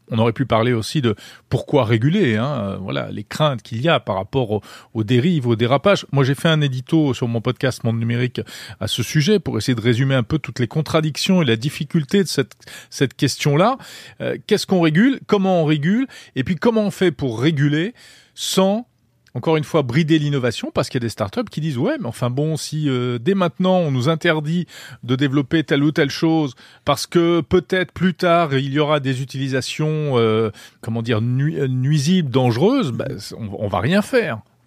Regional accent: France

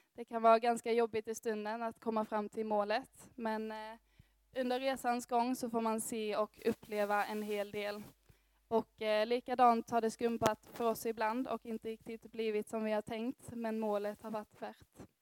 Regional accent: Örkelljunga, Skåne, Sweden; moved away as an adult; now in Gothenburg, Sweden; Jag kommer härifrån Örkelljunga, men har också bott i Göteborg de fyra senaste åren

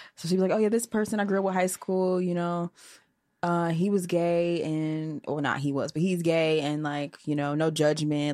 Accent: Portage, Michigan, United States; now in Chicago, United States; I'm from Michigan

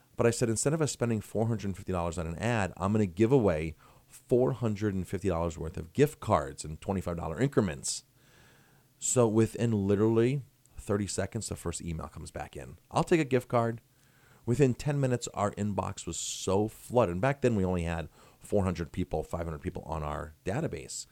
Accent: Ellenville, New York, United States; also born or lived in Colorado Springs, Colorado; it's my hometown, and I'm trying to make my hometown a better place.

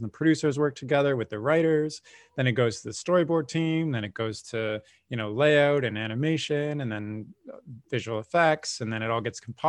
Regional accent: Canada; I'm a Canadian

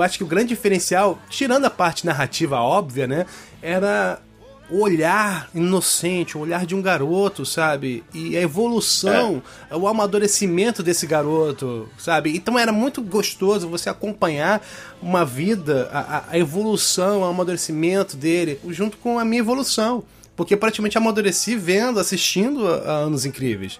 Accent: São Paulo, Brazil; Eu sou paulista

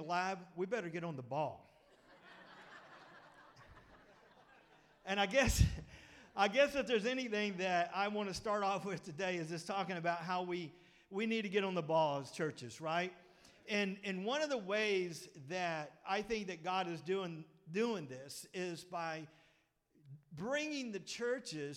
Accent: Pettus, Texas, United States; I come from Pettus, and you know us Pettus boys

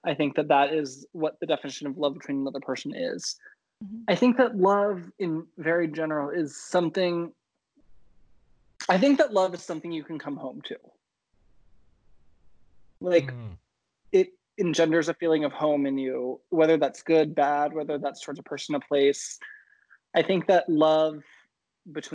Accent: Maryland, United States; I grew up in Maryland

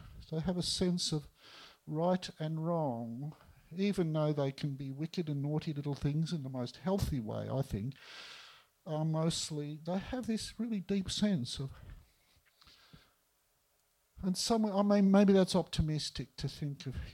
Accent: Melbourne, Victoria, Australia; I was born in East Melbourne

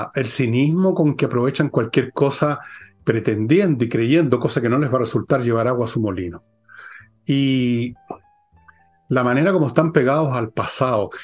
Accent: Chile; somos todos chilenos

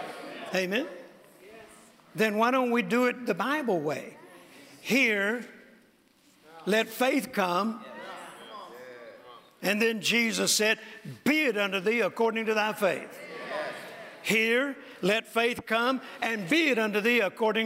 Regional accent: Mississippi, United States; I was born in Mississippi on a farm in a very rural area

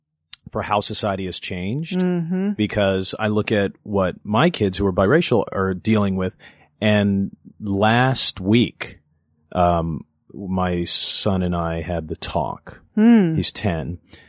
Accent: Los Angeles, California, United States; Inglewood, and then in elementary school moved out to the North Valley.

